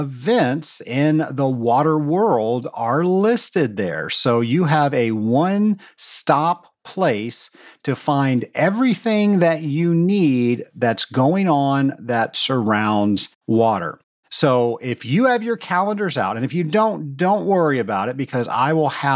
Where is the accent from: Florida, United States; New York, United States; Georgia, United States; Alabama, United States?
Georgia, United States; Atlanta; right here in my hometown of Atlanta, Georgia